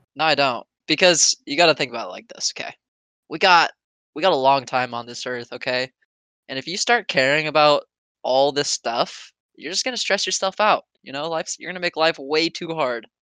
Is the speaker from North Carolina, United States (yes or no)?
no; Oregon, United States; I'm from Oregon